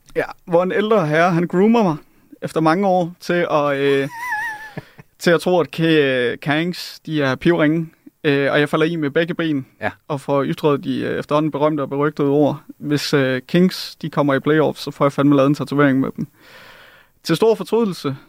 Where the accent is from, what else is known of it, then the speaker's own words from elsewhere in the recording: Jutland, Denmark; Jeg er jyde.